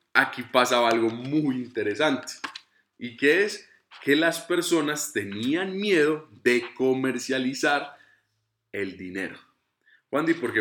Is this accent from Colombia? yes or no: yes; Colombia; soy colombiano